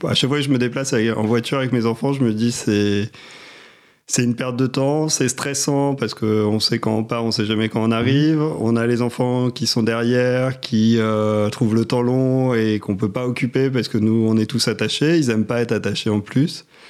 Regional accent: Paris, Île-de-France, France; Je suis né à Paris, j'ai toujours vécu euh, à Paris et en Ile-de-France quand j'étais plus jeune, en, banlieue parisienne

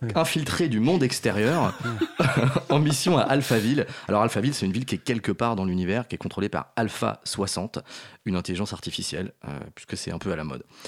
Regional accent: Brittany, France; je suis breton

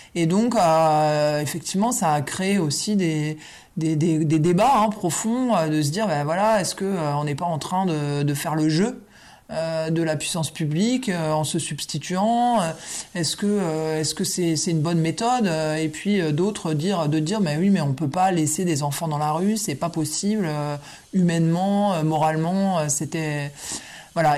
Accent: a village in Champagne, Grand Est, France; je suis l'aîné d'une famille nombreuse euh, qui, euh, voilà, qui a vécu à, la campagne dans un village champenois

